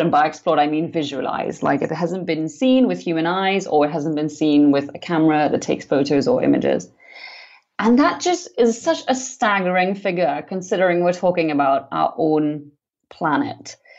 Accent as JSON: {"language": "English", "country": "Trinidad & Tobago", "tie": "born or raised there", "said": "I grew up in the Caribbean on the island on the islands of Trinidad and Tobago"}